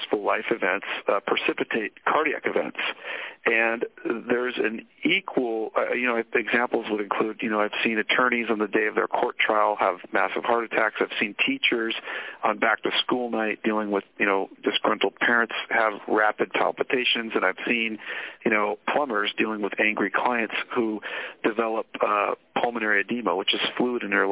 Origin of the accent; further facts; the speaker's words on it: Sonoma, California, United States; I grew up in Northern California. I grew up in Sonoma, which is wine country